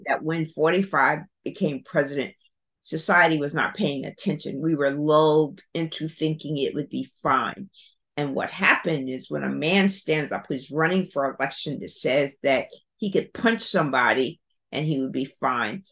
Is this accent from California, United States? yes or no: no; South Carolina, United States; growing up in South Carolina, Baltimore